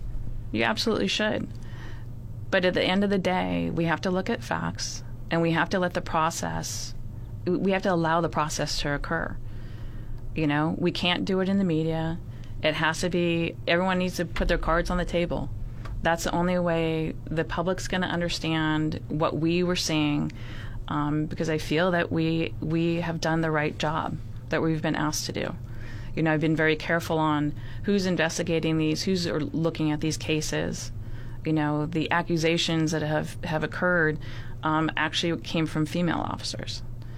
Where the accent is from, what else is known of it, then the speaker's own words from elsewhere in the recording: San Francisco, California, United States; I come from San Francisco. I know nothing about, you know, any of this group of people.